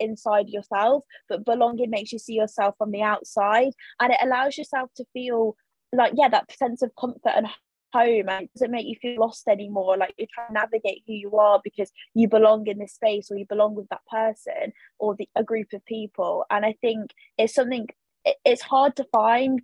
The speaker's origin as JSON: {"language": "English", "country": "United Kingdom", "tie": "born or raised there", "said": "the country that I'm born in, or, you know, the place where I was born"}